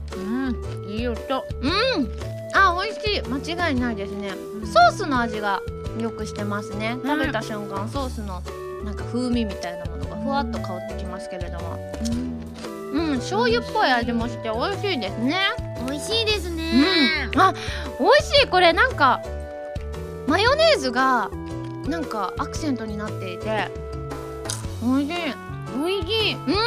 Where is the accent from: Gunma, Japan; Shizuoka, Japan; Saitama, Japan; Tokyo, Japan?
Gunma, Japan; 群馬県出身なんですけれども